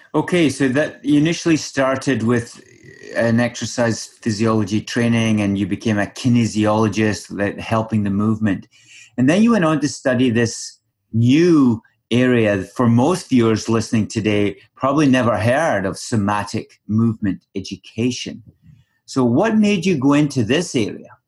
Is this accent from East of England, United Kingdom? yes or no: no; Scotland, United Kingdom; moved away; back home for me, back in Scotland